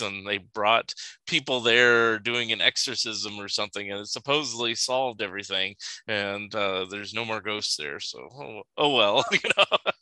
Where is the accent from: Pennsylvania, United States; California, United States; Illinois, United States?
California, United States; Sunnyvale; Where I grew up in California, and there used to be a Toys R Us